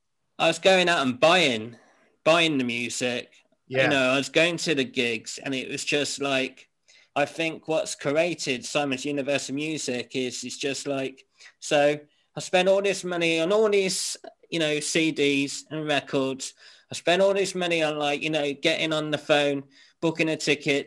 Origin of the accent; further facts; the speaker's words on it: Whitstable, South East England, United Kingdom; also born or lived in Lincoln / Norfolk; Well, I was born in Lincoln, right? And when I was about two, we moved to Winstable. No, we moved to Wyndham, which is in Norfolk, Norwich, England, right? And then from there, we moved down to Winstable in Kent